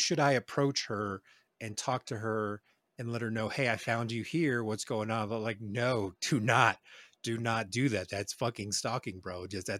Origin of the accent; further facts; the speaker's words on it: Reno, Nevada, United States; Yes, I'm from Reno. I'm not scared of talking about where I'm from.